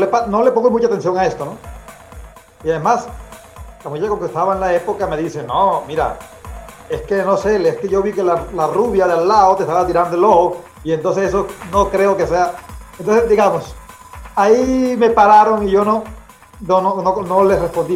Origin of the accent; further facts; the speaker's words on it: Corozal, Sucre, Colombia; now in Belgium; yo nací en Colombia, en un pueblo muy pequeño, aislado que se llama Corozal. La ciudad más grande cerca de, Corozal es Cartagena, en el Caribe colombiano.